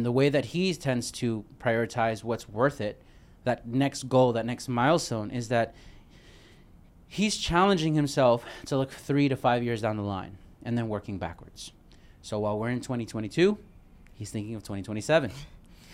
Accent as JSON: {"language": "English", "town": "New York City", "region": "New York", "country": "United States", "said": "I'm from Brooklyn"}